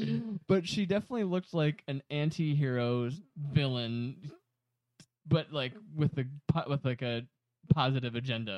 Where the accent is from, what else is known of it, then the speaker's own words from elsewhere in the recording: Aurora, Illinois, United States; I grew up in Aurora, Illinois.